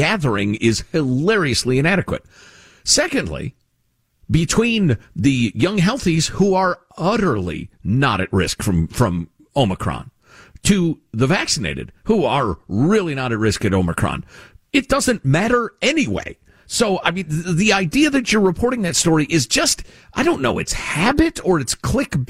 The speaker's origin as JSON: {"language": "English", "town": "Chicago", "region": "Illinois", "country": "United States", "tie": "born or raised there", "said": "I grew up with this in Chicago"}